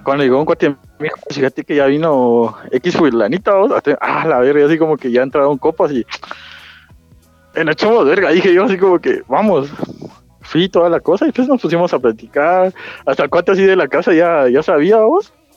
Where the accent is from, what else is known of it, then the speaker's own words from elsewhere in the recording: Chimaltenango, Guatemala; yo soy de Chimal